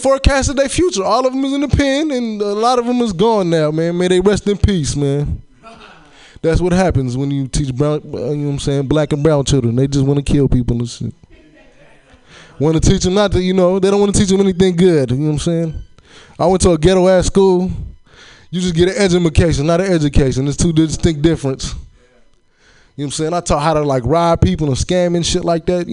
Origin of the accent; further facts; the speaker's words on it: Chicago, Illinois, United States; moved away; also born or lived in Hayward, California; I'm from Chicago originally